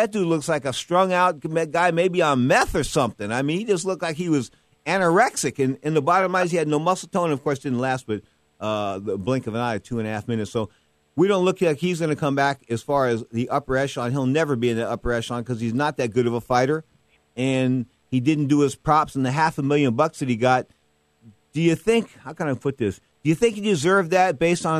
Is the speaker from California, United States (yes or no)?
yes; Northern California, United States; We're both from Northern California